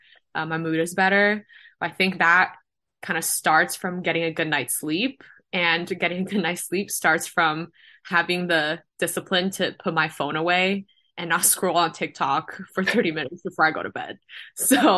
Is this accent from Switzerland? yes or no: no; Guangzhou, Guangdong, China; moved away as an adult; now in Los Angeles, United States; I'm from China. I'm Chinese.